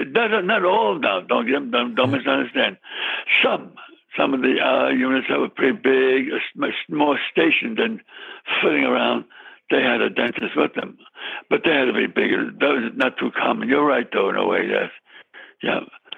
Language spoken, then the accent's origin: English; New York City, New York, United States; I was born in the city. I was born in the Bronx.